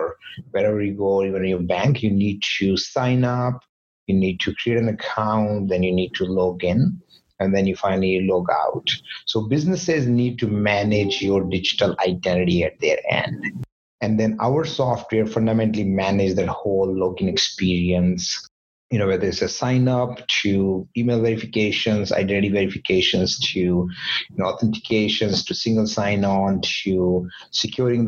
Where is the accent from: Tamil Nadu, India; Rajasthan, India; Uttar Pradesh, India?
Rajasthan, India; Jaipur; now in Vancouver, Canada; my hometown, Jaipur